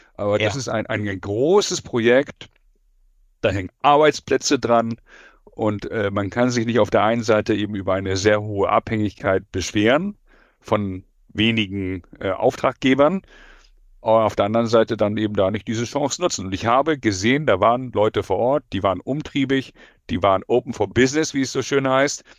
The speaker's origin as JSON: {"language": "German", "region": "Hamburg", "country": "Germany", "tie": "born or raised there", "said": "ich bin Hamburger Jung"}